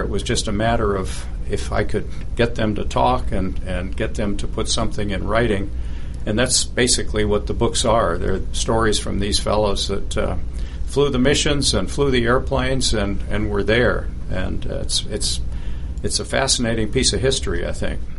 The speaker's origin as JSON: {"language": "English", "town": "Berkeley", "region": "California", "country": "United States", "tie": "born or raised there", "said": "I was born in Berkeley, California, and Berkeley in the 1950s, when I was growing up, was a very patriotic place"}